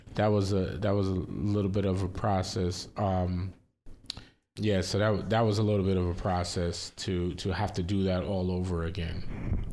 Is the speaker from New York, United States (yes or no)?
yes; New York, United States; also born or lived in Florida; I, we grew up in New York, but then we moved, we lived in Florida and then we moved back to New York